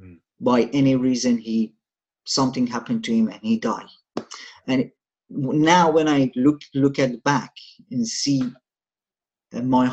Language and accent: English; Shiraz, Fars, Iran; moved away; I'm from Iran, a city called Shiraz, which is a southern city.